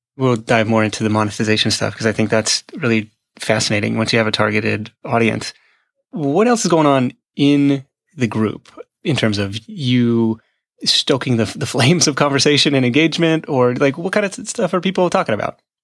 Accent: Livermore, California, United States; my hometown of Livermore

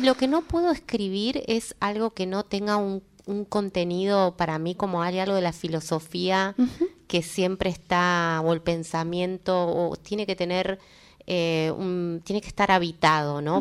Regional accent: Córdoba, Argentina; soy cordobesa

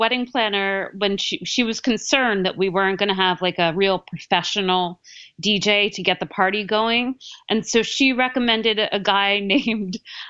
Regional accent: Ocean Township, New Jersey, United States; I'm from Ocean Township, New Jersey, which is right near Asbury Park.

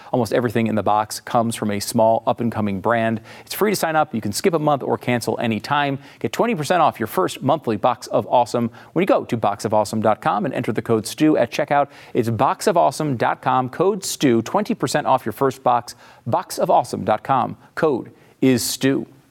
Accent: New York, United States; now in Texas, United States; I'm a New Yorker. I was, uh, you know, I was born in New York

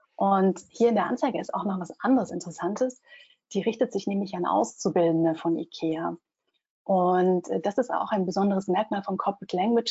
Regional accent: Germany; für mich als Deutsche

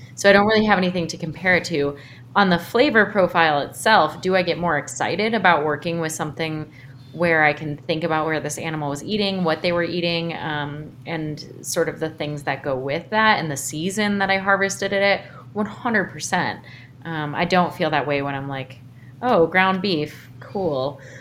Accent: suburbs of Chicago, Illinois, United States; moved away as an adult; also born or lived in New York / San Francisco; now in Montana, United States; I'm from Illinois, like I mentioned. I grew up, uh, sort of the suburbs of Chicago

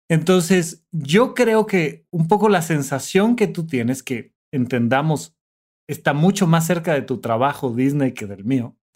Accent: Toluca, State of Mexico, Mexico; yo que vengo de Toluca

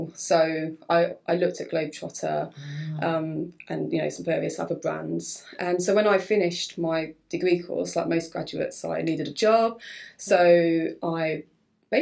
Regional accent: Hoddesdon, East of England, United Kingdom; the job was actually based in Hoddesdon, which is my hometown, where my family, where I grew up

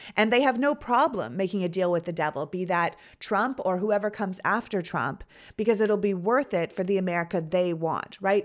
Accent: Toronto, Ontario, Canada; now in United States; I was born in Toronto

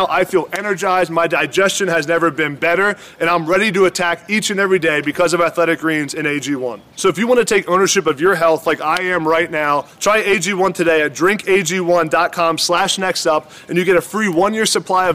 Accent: East Coast, United States; I'm from the East Coast

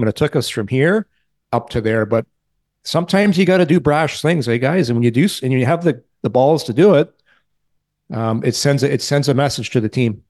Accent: Ottawa, Ontario, Canada; I'm from Ottawa

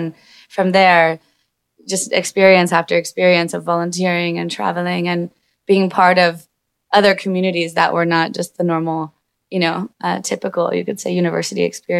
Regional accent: California, United States; moved away; also born or lived in Asheville, North Carolina; I'm originally from California, but lived in North Carolina in Asheville in the mountains.

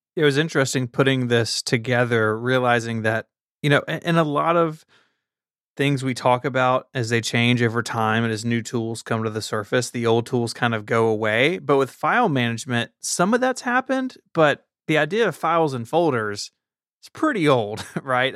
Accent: Memphis, Tennessee, United States; Memphis is in my hometown

